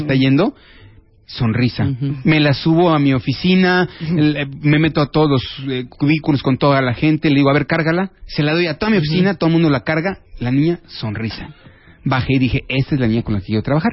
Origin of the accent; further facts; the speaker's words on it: Mexico; el orgullo como mexicano